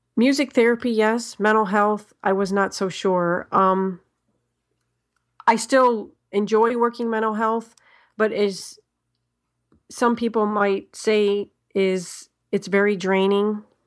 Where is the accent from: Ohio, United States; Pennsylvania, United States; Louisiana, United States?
Ohio, United States; I am from Ho-, Ohio. Um, I haven't always lived in Ohio